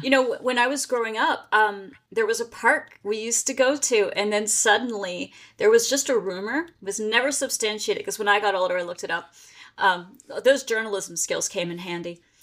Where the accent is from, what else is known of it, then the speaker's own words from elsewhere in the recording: Pennsylvania, United States; now in Maryland, United States; I live in Maryland, and I grew up in Pennsylvania